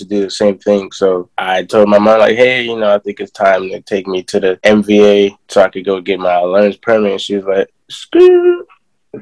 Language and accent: English; Nigeria; now in United States; I was born in Nigeria